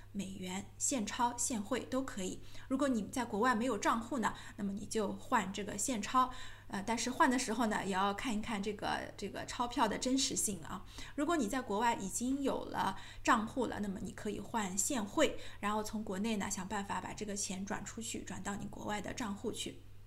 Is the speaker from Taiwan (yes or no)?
no; China; 那这个政策跟我们中国人有什么关系呢